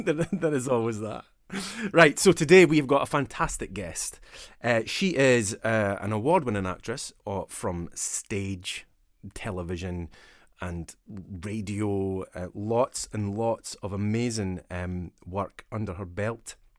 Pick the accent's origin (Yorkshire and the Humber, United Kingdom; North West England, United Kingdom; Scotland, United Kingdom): Scotland, United Kingdom; Dundee; I'm from the East Coast, and we don't have that in Dundee